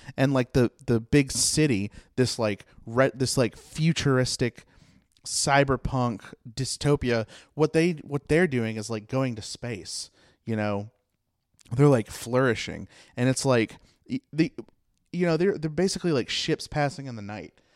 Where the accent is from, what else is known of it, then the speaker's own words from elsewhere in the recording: Mount Airy, United States; I come from Mount Airy